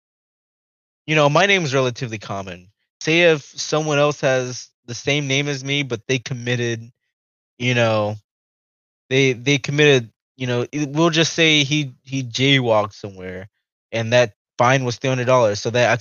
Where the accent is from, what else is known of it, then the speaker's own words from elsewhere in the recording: United States; we as American people